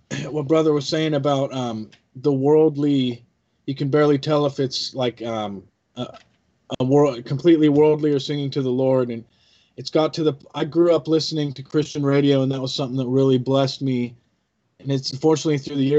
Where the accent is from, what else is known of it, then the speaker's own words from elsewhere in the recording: Albany, Oregon, United States; I grew up in Albany, Oregon